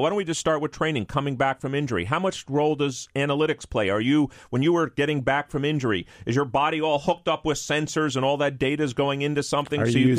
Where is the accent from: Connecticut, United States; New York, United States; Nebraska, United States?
New York, United States; my hometown, New York Knicks